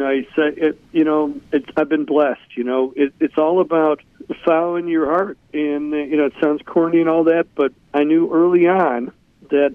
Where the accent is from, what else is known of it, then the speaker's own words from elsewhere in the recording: Chicago, Illinois, United States; my hometown of Chicago.